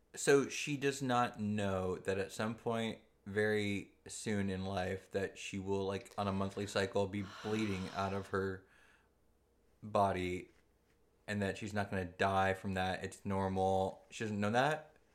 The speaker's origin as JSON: {"language": "English", "region": "Southern California", "country": "United States", "tie": "born or raised there", "said": "I grew up in Southern California, very close to, uh, the, the, in, in the era of the Bloods and the Crips"}